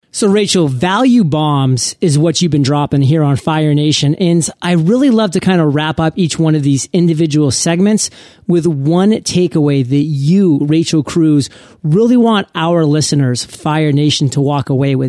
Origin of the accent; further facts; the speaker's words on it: Maine, United States; I come from Maine